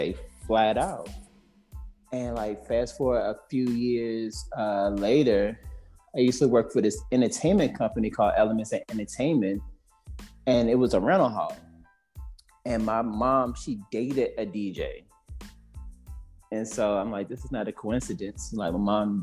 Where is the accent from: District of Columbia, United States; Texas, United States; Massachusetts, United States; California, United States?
District of Columbia, United States; Washington; I am currently from Washington, D.C.